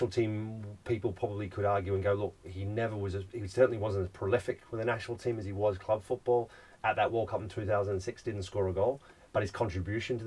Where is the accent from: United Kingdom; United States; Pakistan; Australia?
Australia; Growing up in Australia, it's first and foremost, you come out and it's not about what school you're going to, it's what sport you're going to play